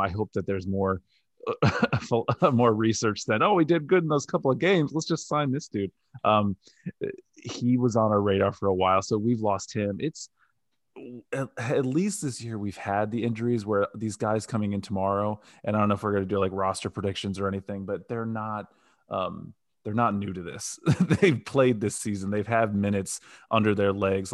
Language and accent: English; Northeast Ohio, United States; I grew up in Northeast Ohio. My whole family's from Cleveland